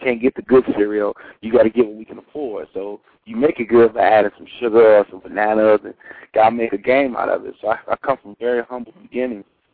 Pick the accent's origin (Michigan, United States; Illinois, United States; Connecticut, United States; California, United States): Illinois, United States; Chicago; now in Dallas, United States; I am from Chicago, born and raised